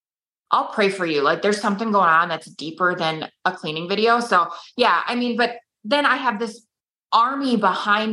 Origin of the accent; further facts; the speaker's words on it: Minnesota, United States; I'm from Minnesota